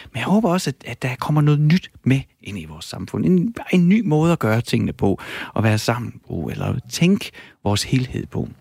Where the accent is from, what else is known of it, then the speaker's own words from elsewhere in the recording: Horsens, Central Denmark Region, Denmark; accent: East Jutlandic; jeg er fra Horsens